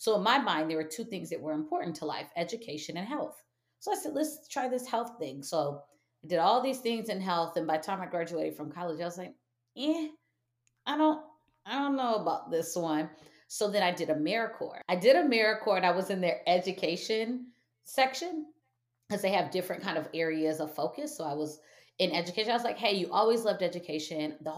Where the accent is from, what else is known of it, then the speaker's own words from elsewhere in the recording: Michigan, United States; And my family, although I'm from Michigan, my mom's not from Michigan. My dad wasn't from Michigan.